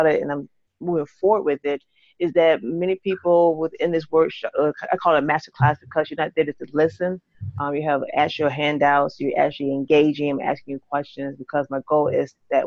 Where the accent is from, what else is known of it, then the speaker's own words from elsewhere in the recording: St. Petersburg, Florida, United States; now in Atlanta, United States; I hail from Atlanta, but originally from Florida, Tampa, St. Petersburg, to be exact